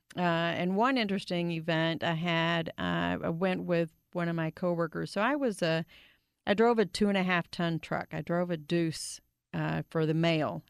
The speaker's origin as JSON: {"language": "English", "town": "Grand Prairie", "region": "Texas", "country": "United States", "tie": "born or raised there", "said": "I grew up in Grand Prairie"}